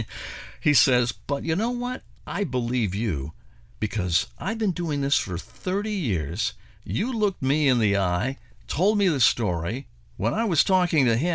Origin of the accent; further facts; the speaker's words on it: Akron, Ohio, United States; We're from Akron